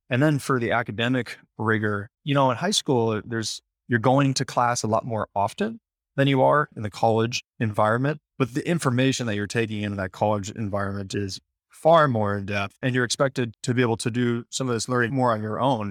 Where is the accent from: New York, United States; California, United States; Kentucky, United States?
California, United States; Sacramento; in Sacramento, where I'm from